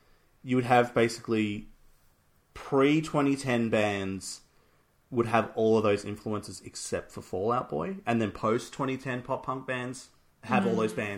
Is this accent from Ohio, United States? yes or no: no; Utica, New York, United States; I'm from Utica